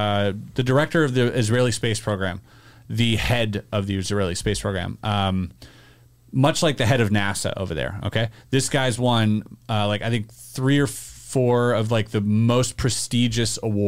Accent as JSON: {"language": "English", "country": "Canada", "said": "as a Canadian"}